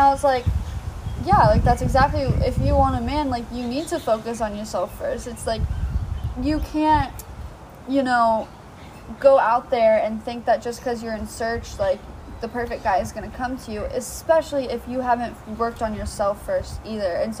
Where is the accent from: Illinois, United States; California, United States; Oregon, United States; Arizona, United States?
California, United States; Ventura; my hometown Ventura